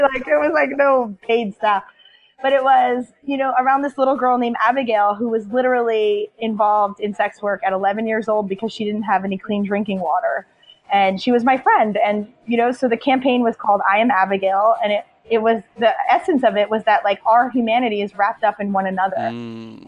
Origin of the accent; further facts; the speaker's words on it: United States; moved away as an adult; also born or lived in Liberia; I grew up in poverty in the United States